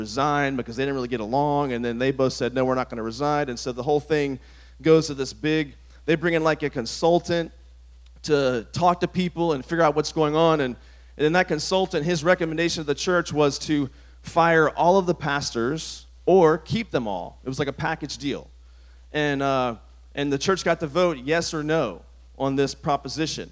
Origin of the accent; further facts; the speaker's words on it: Virginia, United States; the church I grew up in Virginia